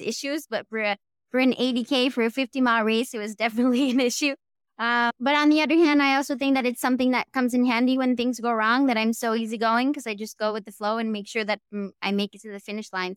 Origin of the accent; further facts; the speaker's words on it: Quebec, Canada; accent: Quebec accent; English is a second language; moved away as an adult; also born or lived in San Diego; I grew up in Quebec